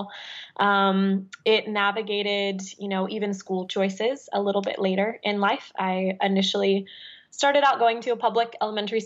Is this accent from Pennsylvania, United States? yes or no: no; suburbs outside of St. Louis, Missouri, United States; I was raised in the suburbs outside of St. Louis, St. Charles, O'Fallon, that kind of area